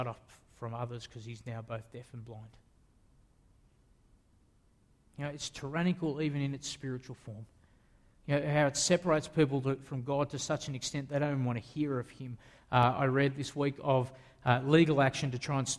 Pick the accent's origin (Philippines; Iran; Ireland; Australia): Australia; I'm an Australian